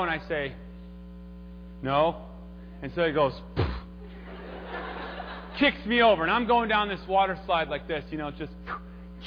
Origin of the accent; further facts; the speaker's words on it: Minnesota, United States; I'm from Minnesota